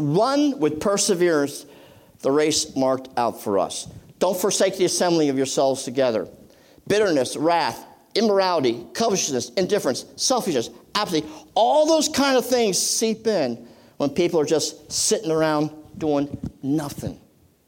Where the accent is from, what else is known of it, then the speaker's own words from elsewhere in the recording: Boyertown, Pennsylvania, United States; also born or lived in Reading, Pennsylvania; We moved to the country from Reading, PA